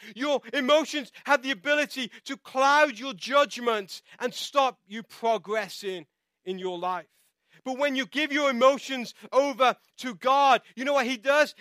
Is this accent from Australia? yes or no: no; England, United Kingdom; now in United States; I'm from England